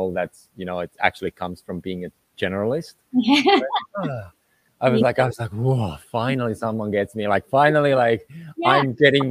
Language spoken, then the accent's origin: English; Finland; moved away as an adult; also born or lived in Southern Europe / South America; when I grew up in Finland